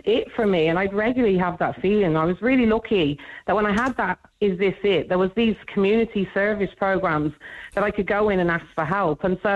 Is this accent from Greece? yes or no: no; United Kingdom; moved away as an adult; now in Dublin, Ireland; We lived in the UK for years